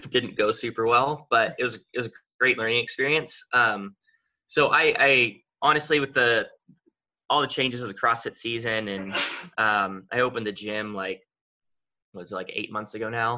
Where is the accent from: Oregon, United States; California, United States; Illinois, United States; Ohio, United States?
Oregon, United States; Redmond; also born or lived in Texas; I've lived in Redmond, Oregon almost my whole life. I was born in Texas, but we moved here when I was like 3. So basically my whole life has been here in Oregon.